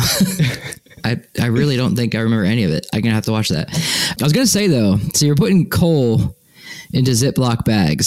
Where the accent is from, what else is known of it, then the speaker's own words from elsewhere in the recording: Northeast, United States; moved away; I grew up in the Northeast.